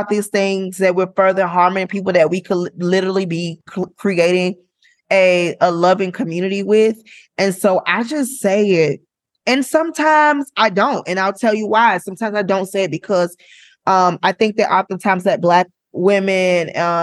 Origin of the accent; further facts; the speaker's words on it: Florida, United States; I'm from Florida